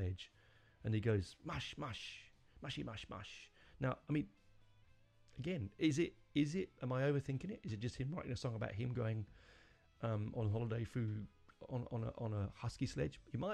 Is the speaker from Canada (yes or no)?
no; London, United Kingdom; I'm not born in Romford. I was born in North London, but my family are from the East End.